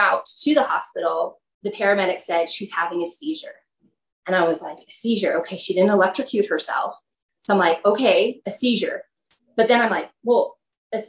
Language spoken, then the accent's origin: English; California, United States; moved away as an adult; now in Utah, United States; I'm originally from California.